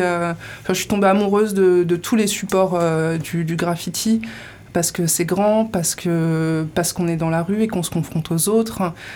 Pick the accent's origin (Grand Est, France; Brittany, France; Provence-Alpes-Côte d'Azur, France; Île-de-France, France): Île-de-France, France; Colombes; moved away as an adult; now in Landes, France; j'ai grandi en région parisienne. J'ai grandi à Colombes, d'ailleurs